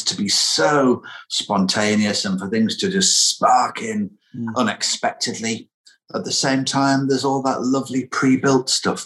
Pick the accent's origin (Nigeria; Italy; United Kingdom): United Kingdom; Lancashire, North West England; where I grew up in Lancashire